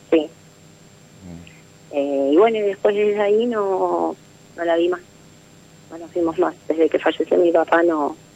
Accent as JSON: {"language": "Spanish", "town": "Rosario", "region": "Santa Fe", "country": "Argentina", "said": "De Rosario."}